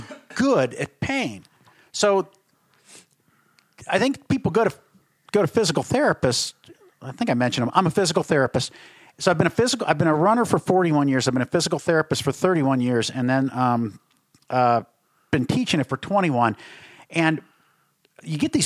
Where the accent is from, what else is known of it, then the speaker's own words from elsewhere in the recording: Berea, Ohio, United States; I grew up in Berrio, Wallace.